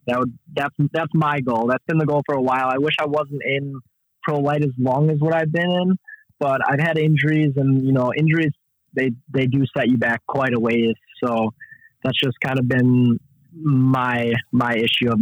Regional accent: Kenosha, Wisconsin, United States; I'm from Kenosha, Wisconsin

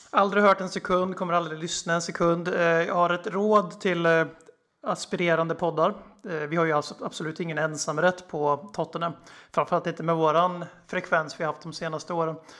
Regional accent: Sweden; also born or lived in Eskilstuna; Vi är svenskar, vi sitter i Sverige

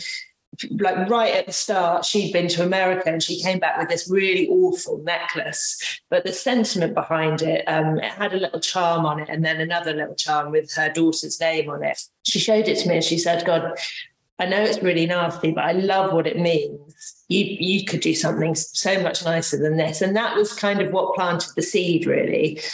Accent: Devon, South West England, United Kingdom; moved away as an adult; also born or lived in London; I'm originally from Devon

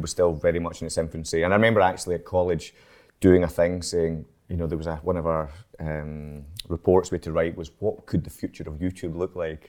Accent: Edinburgh, Scotland, United Kingdom; now in Glasgow, United Kingdom; I'm from Edinburgh, actually, so I was born in Edinburgh

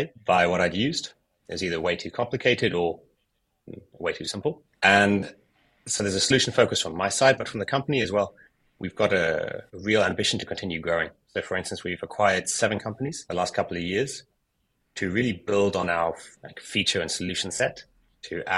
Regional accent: United Kingdom; moved away as an adult; also born or lived in South Africa; now in France; I grew up in the UK

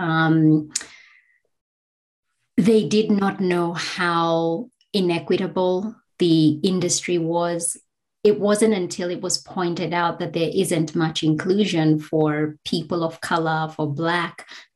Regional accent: Kenya; now in Australia; I'm a Black migrant woman from Kenya

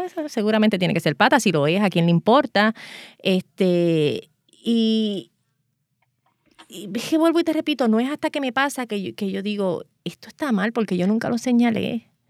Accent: Puerto Rico; yo soy la primera puertorriqueña

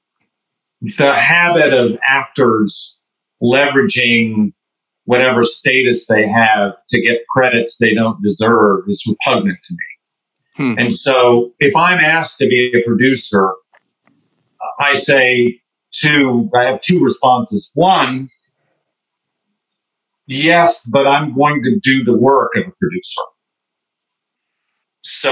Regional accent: Oklahoma, United States; I grew up in Oklahoma

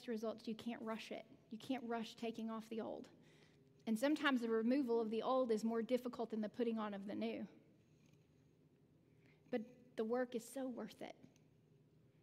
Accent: the South, United States; I'm from the South. We do things really slow

